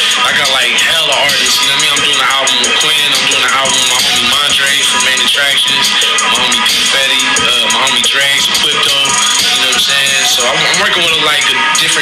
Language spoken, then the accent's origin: English; San Francisco, California, United States; I'm from San Francisco, the Mission District, 24th Street